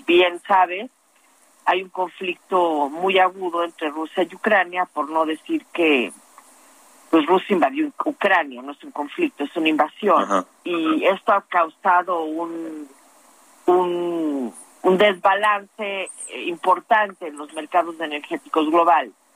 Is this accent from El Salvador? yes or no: no; Mexico; yo como mexicana